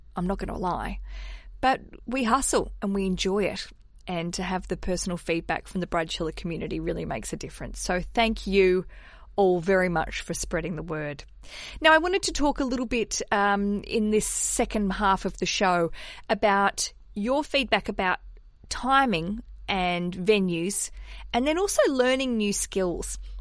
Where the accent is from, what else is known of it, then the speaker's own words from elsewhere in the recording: Hobart, Tasmania, Australia; I grew up in Tasmania. I grew up in Hobart in Australia